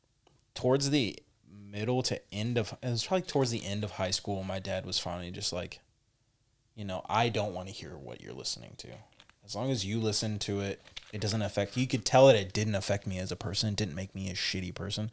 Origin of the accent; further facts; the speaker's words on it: California, United States; I grew up in the Bay Area during, like, the birth really of the hyphy movement